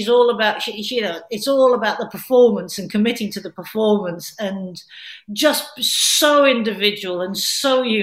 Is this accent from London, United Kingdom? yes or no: no; Glasgow, Scotland, United Kingdom; when I was growing up in Glasgow